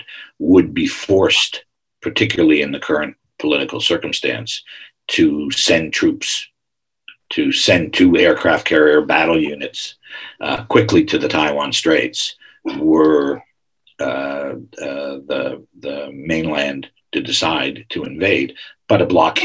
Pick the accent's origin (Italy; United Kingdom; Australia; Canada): Canada; I am Canadian